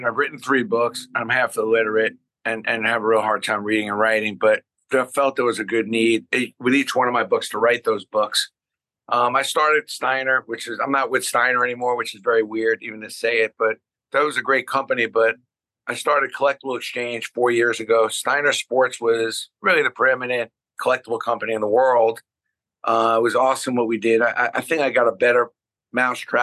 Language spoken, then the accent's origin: English; New York City, New York, United States; now in Scarsdale, United States; when I grew up in Brooklyn